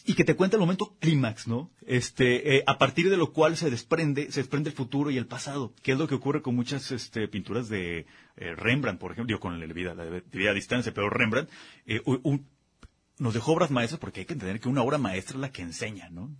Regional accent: Guadalajara, Jalisco, Mexico; somos muy barrocos aquí en, Guadalajara

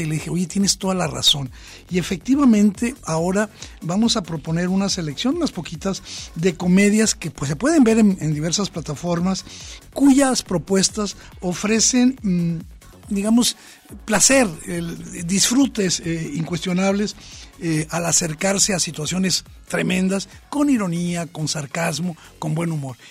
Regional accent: Mexico; nuestra sensibilidad como mexicanos

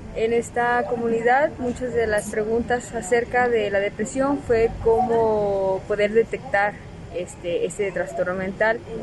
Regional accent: Mixteca, Oaxaca, Mexico; moved away; soy de, de Oaxaca, Mixteca

